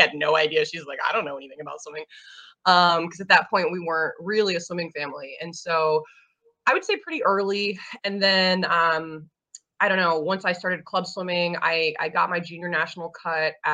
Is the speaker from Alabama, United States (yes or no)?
yes; Huntsville, Alabama, United States; moved away as an adult; also born or lived in Seattle area; now in Seattle, United States; I'm from Huntsville, Alabama, so north end of the state.